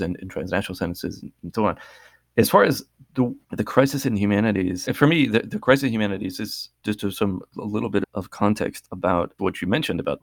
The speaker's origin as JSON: {"language": "English", "region": "Massachusetts", "country": "United States", "tie": "born or raised there", "said": "when I was growing up in Massachusetts"}